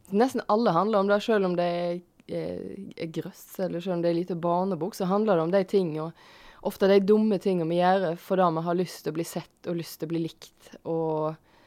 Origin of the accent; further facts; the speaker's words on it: Tysnes, Vestland, Norway; Jeg er fra Tysnes.